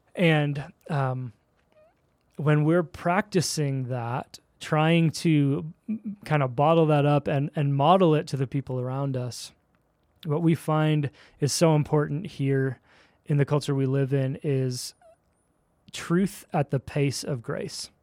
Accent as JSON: {"language": "English", "town": "Philadelphia", "region": "Pennsylvania", "country": "United States", "tie": "born or raised there", "also_born_or_lived": "Chicago / Dallas", "moved": "as an adult", "lives_now": "Daybreak, Utah, United States", "said": "I'm a Philly kid, uh, East Coast"}